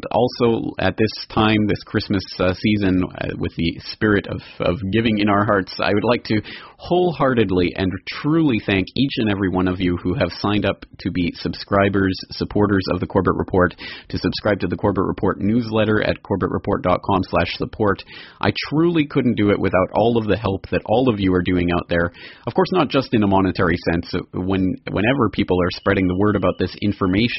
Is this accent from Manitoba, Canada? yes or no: no; Calgary, Alberta, Canada; now in Japan; my home city. We're going to start talking about Calgary, Alberta, Canada.